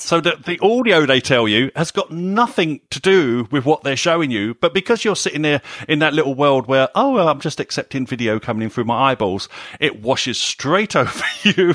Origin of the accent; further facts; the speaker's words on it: United Kingdom; a British person